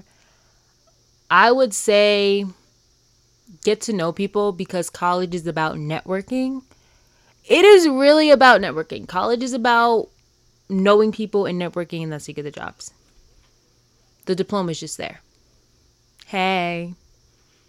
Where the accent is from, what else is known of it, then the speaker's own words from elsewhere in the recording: New York, United States; moved away as an adult; now in Baltimore, United States; I'm from New York